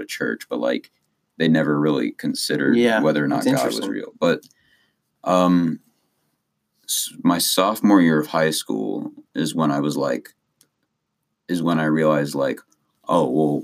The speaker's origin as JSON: {"language": "English", "town": "Columbus", "region": "Ohio", "country": "United States", "tie": "born or raised there", "said": "I was born in Columbus, Ohio"}